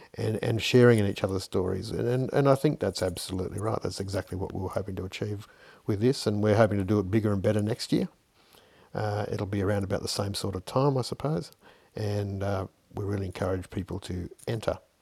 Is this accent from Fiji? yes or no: yes; Fiji; as a young kid growing up in Fiji